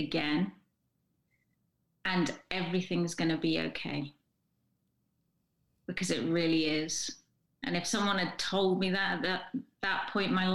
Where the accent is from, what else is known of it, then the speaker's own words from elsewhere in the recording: England, United Kingdom; I'm English